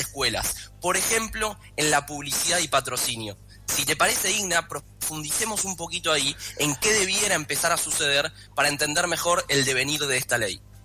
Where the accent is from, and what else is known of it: Argentina